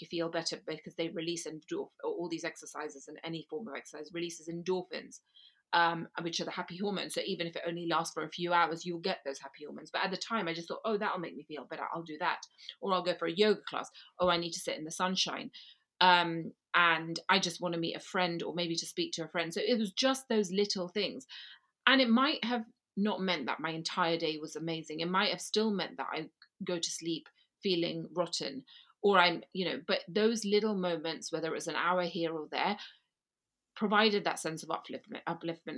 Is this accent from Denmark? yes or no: no; Gujarat, India; now in London, United Kingdom; Gujarati, which is where I come from, Gujarat region of India